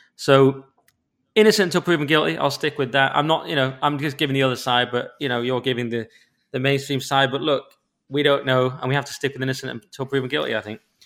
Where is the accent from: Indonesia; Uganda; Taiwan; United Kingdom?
United Kingdom; England; I'm English